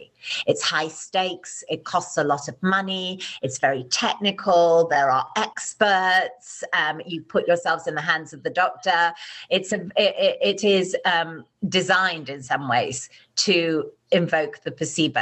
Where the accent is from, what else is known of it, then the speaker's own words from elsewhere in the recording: United Kingdom; I'm British